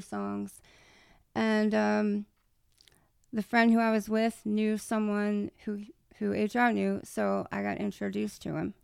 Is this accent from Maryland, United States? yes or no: yes; Maryland, United States; I'm from Maryland, too